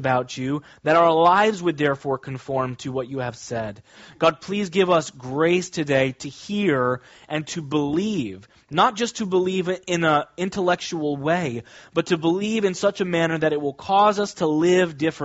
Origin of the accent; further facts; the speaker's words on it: Kansas, United States; now in Long Island, United States; When I was growing up, I grew up in Kansas, very different than Long Island.